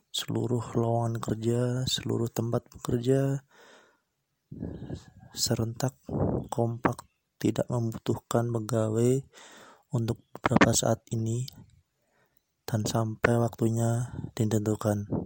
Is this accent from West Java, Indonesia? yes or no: no; Batang, Central Java, Indonesia; Saya berasal dari Kabupaten Batang, Jawa Tengah.